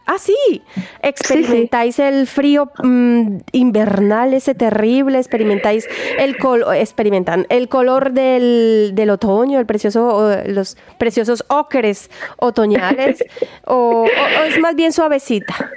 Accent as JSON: {"language": "Spanish", "town": "Barranquilla", "region": "Atlántico", "country": "Colombia", "tie": "born or raised there", "moved": "yes", "lives_now": "Germany", "said": "en esta tierra de donde yo vengo, Barranquilla concretamente, ciudad natal también de mi maravillosa mm, compatriota …"}